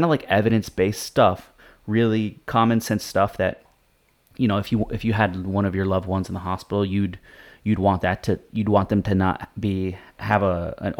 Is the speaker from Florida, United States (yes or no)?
yes; Florida, United States; my home state of Florida